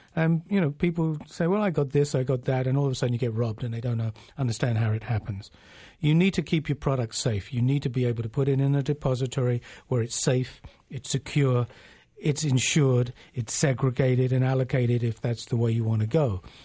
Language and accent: English; England, United Kingdom; now in Canada; we used to have a saying in England, I'm originally from England